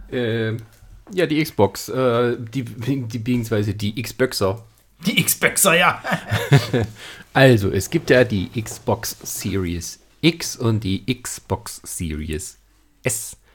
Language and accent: German; Germany; Ja, als Deutscher, ja.